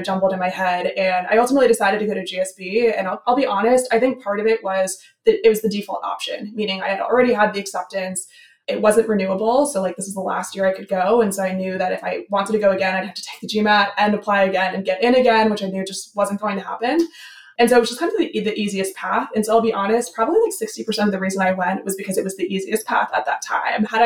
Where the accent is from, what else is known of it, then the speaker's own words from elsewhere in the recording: New Jersey, United States; moved away; I grew up in New Jersey, kind of far away from that kind of culture.